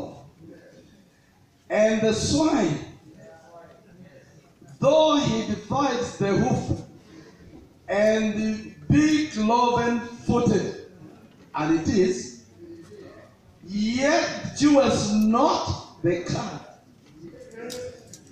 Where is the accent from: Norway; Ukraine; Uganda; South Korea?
Uganda; Tororo, Eastern Region; I come from Tororo